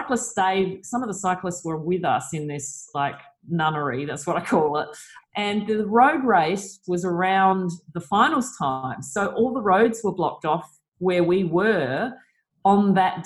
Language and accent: English; Australia